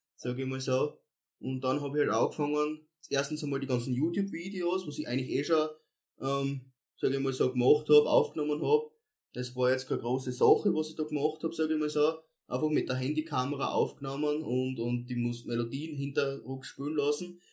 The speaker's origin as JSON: {"language": "German", "town": "Edelschrott", "region": "Styria", "country": "Austria", "tie": "born or raised there", "said": "ich komme ja ursprünglich aus dem, Bezirk, aus dem Bezirk Volzberg, aus Edelschrott, ähm, habe dort meine Kindheit verbracht"}